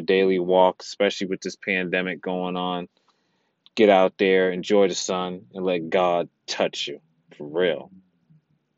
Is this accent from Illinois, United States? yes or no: no; New York City, New York, United States; I'm a New Yorker